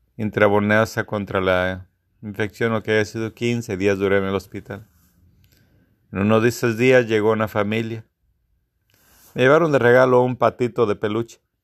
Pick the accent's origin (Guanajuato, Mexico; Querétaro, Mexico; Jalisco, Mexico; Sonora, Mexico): Guanajuato, Mexico; Soy de la segunda generación de la escuela de mi pueblo.